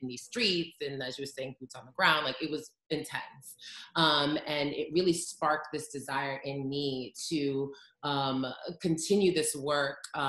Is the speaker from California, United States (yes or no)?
no; New York City, New York, United States; I'm from New York